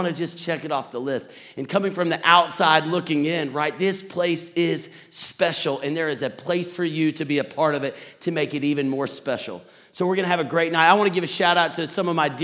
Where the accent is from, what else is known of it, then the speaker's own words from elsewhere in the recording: Texas, United States; now in Atlanta, United States; I'm from Atlanta, married, two kids, but originally from Texas